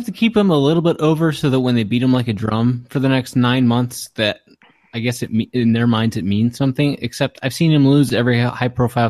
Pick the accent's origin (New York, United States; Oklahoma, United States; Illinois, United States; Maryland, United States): Maryland, United States; I'm from Maryland too